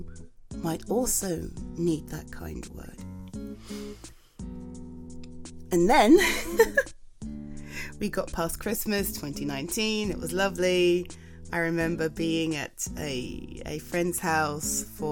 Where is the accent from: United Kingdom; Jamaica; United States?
United Kingdom; England; I'm UK based, if you weren't aware, I'm from England